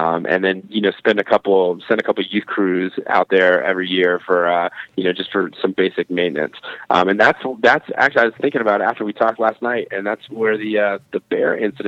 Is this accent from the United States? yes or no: yes; Colorado Springs, Colorado, United States; now in Montana, United States; I'm from the Springs. I'm from Colorado Springs.